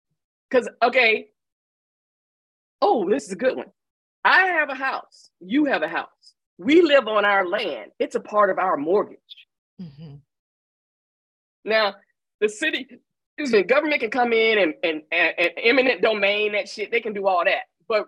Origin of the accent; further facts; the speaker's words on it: Atlanta, Georgia, United States; I grew up in Atlanta in a Black ass town with a civil rights movement.